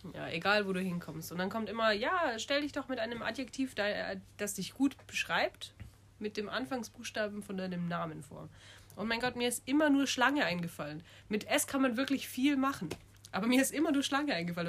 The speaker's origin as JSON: {"language": "German", "town": "Munich", "region": "Bavaria", "country": "Germany", "said": "bin 23, studiere Elo und komme aus München"}